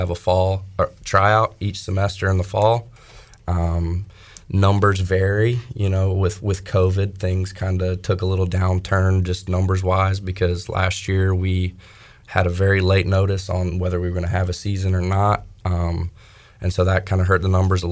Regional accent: Greensboro, North Carolina, United States; I grew up in the Greensboro area

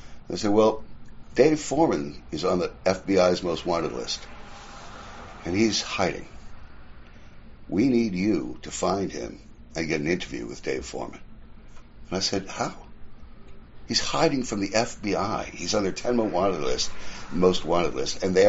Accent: New York City, New York, United States; I'm an Irish kid from Queens, New York. I was born in 51.

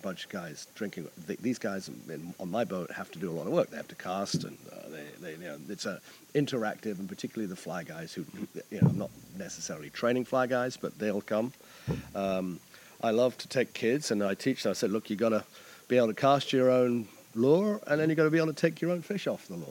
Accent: New Zealand; moved away as an adult; now in Annapolis, United States; I'm originally from New Zealand and traveled all over the world before I wound up in Annapolis

